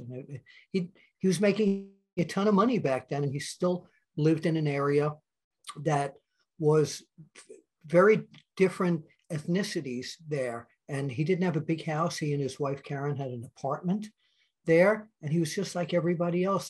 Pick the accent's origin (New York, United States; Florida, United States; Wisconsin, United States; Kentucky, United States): New York, United States; when I was growing up in New York